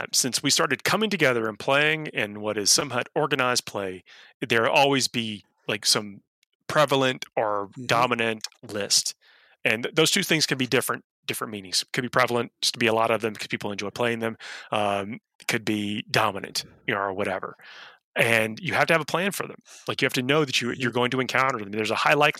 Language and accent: English; Georgia, United States; Georgia is my home state